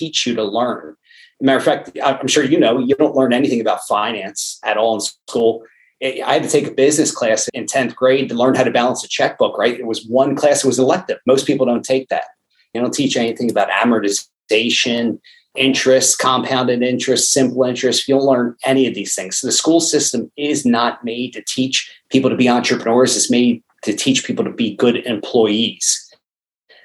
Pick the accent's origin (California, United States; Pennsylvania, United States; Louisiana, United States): Pennsylvania, United States; Lansdale; born and raised in Lansdale, Pennsylvania.